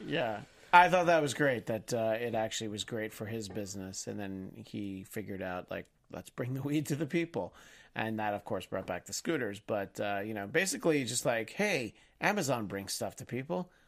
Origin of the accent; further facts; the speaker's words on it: United States; we as an American society